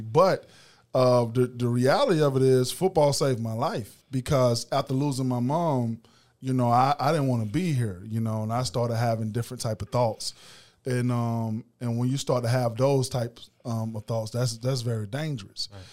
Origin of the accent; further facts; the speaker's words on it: Macon, Georgia, United States; I'm from East Macon and, um, Fort Hill to be exact